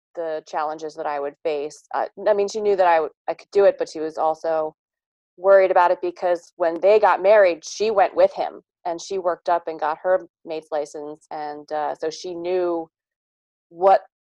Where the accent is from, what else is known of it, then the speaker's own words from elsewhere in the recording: Kent County, Eastern Shore, Maryland, United States; I am from Kent County, Maryland, on Maryland's Eastern Shore